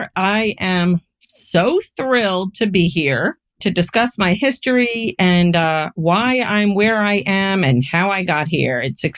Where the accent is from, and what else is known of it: Florida, United States; born or raised there; also born or lived in Bronx, New York, United States